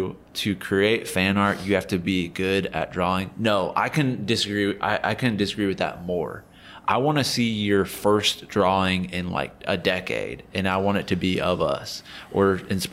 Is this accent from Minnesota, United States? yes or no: no; Ohio, United States; now in Los Angeles, United States; I'm from Ohio. I'm currently 34 years old. Just turned 34. I live in Los Angeles, California. A lot of people think I live in New York. I don't live in New York. I live in Los Angeles